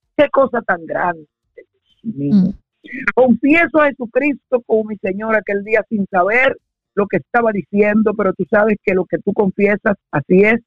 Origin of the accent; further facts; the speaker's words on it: Santo Domingo, Distrito Nacional, Dominican Republic; now in United States; yo nací en Santo Domingo, República Dominicana. Yo soy dominicano